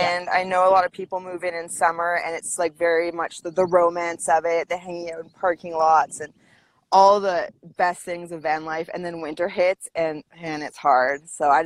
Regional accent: Vancouver Island, British Columbia, Canada; also born or lived in Squamish, British Columbia; I'm from BC. I grew up on Vancouver Island

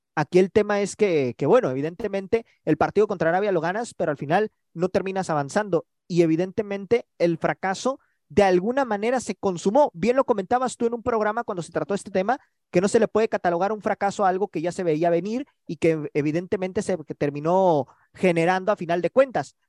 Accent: Mexico

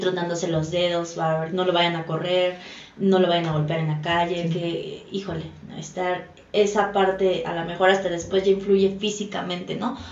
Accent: Mexico; como cultura mexicana

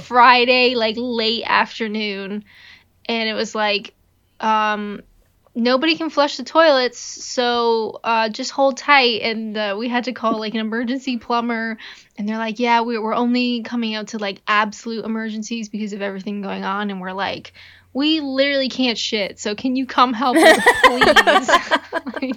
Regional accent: Canada; I'm Canadian.

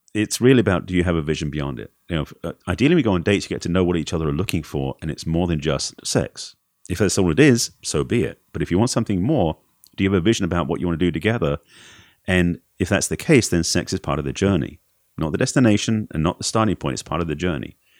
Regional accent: Essex, East of England, United Kingdom; moved away; England originally.

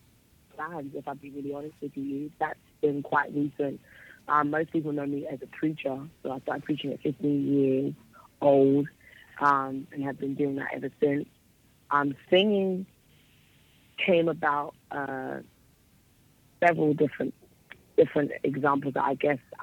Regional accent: London, United Kingdom; Raised in London. I was raised in an area called East London, specifically. So that would be my hometown

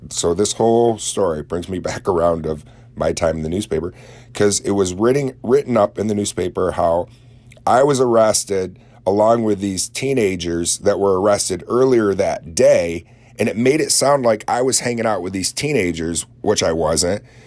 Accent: Oswego County, New York, United States; my own hometown

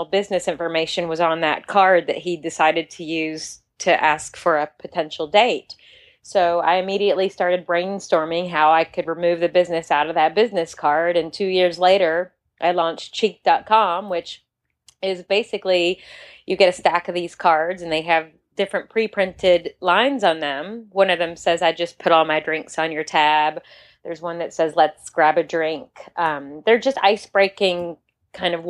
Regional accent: Kentucky, United States; moved away; also born or lived in New York City; I'm from Kentucky, and I was practicing architecture in New York City for 15 years.

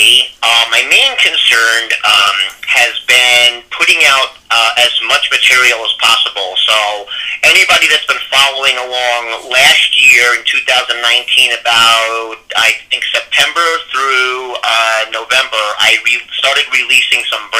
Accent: New York City, New York, United States; I'm from New York

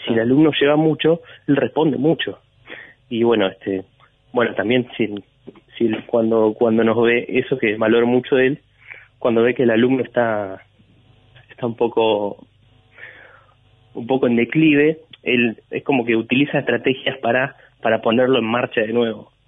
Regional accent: Necochea, Buenos Aires Province, Argentina; moved away as an adult; now in Buenos Aires, Argentina; nací en Buenos Aires. Prácticamente me, mi vieja me vino a tener acá. Y ah. después volvimos a Necochea

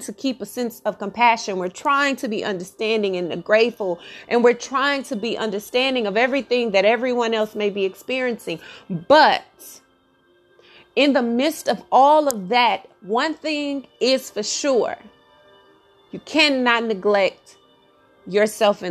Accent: Texas, United States; I'm from Texas

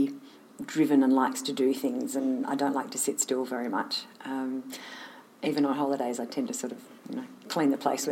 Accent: Sydney, New South Wales, Australia; I grew up in Sydney, actually, in down south of the city, and was there for

